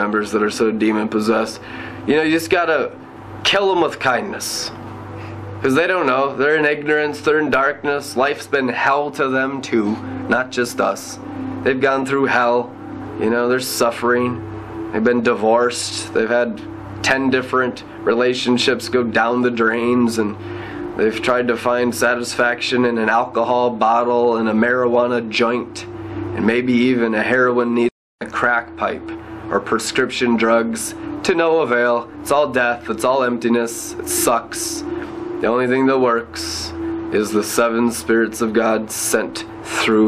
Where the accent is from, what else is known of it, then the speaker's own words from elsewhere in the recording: United States; I'm an American.